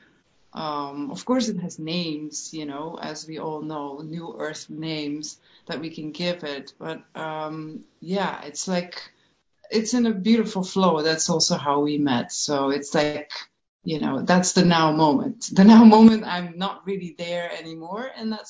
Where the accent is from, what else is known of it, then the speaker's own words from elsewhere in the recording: Netherlands; growing up in Holland in a very, very small village in a farm, with all the Dutch things that come with it